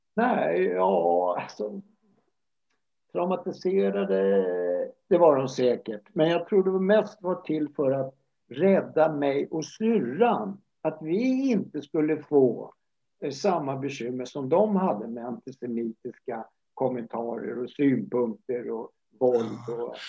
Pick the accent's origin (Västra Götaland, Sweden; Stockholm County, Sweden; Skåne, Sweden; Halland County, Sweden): Stockholm County, Sweden; Stockholm; jag växte upp i, i Årsta i södra Stockholm